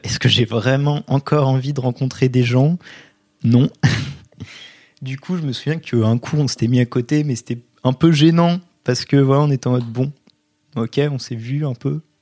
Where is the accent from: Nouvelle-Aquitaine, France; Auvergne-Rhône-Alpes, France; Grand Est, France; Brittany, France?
Nouvelle-Aquitaine, France; Poitiers; je viens de Poitiers